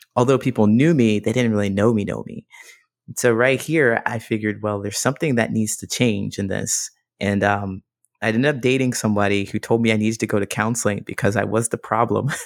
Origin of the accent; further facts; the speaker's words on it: Ohio, United States; also born or lived in Modesto, California; now in Chicago, United States; I grew up in Ohio